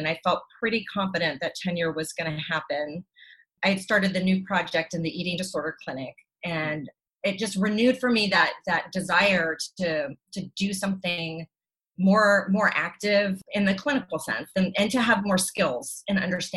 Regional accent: the panhandle of Florida, United States; I grew up in the panhandle of Florida in the 70s and 80s

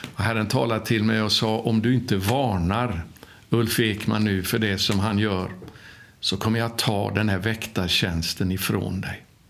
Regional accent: Sweden; now in Jerusalem, Israel; jag var ifrån Sverige

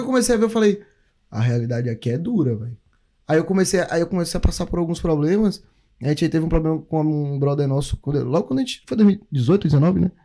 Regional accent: Brazil; now in New Zealand; a gente veio do Brasil

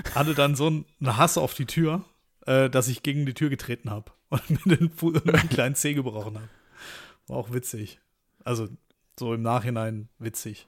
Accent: Stuttgart, Baden-Württemberg, Germany; moved away; aufgewachsen eben in Stuttgart

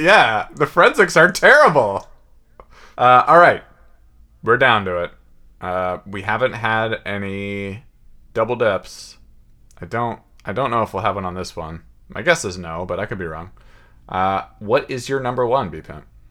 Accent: Seattle, Washington, United States; growing up in West Seattle.

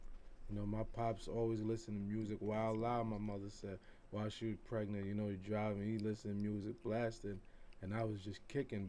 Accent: U.S. Virgin Islands; now in New York City, United States; Originally, I'm from the U.S. Virgin Islands, St. Croix to be exact. Mm. But, you know, right now I reside in New York City. All BX.

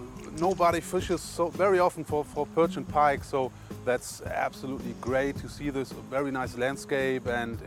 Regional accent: Germany; I'm from Germany

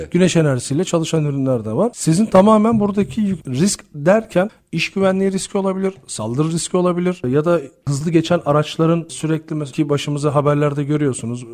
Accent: Turkey; biz Türk olarak olduğumuz için

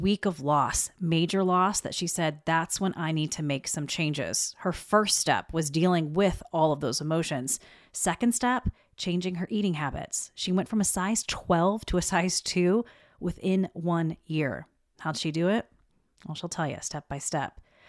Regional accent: South Carolina, United States; also born or lived in Georgia; I tell people I was made in Georgia and I'm from South Carolina.

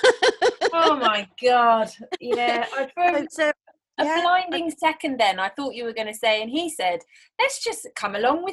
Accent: United Kingdom; being British

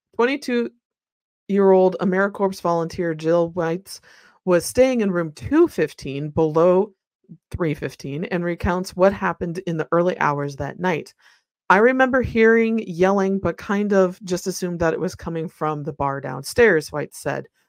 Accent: Midwest, United States; I'm from the Midwest where everything is flat

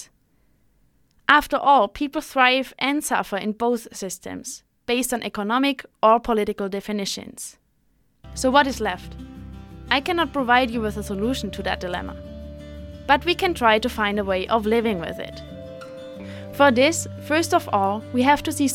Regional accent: Germany; I'm from Germany, one of those Western states where capitalism has been the dominating system for the last couple of centuries

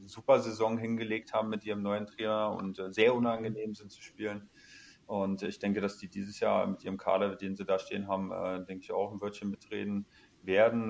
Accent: Kassel, Hesse, Germany; moved away as an adult; also born or lived in Cologne; seit zwei Jahren zurück in meine ja. Heimat, äh, in meine Heimatstadt, in der ich geboren bin

